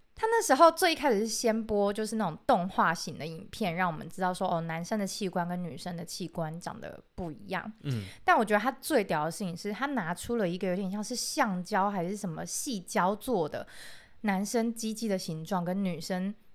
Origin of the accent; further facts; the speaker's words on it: rural Pingtung, Pingtung County, Taiwan; 我是一个来自屏东乡下的小朋友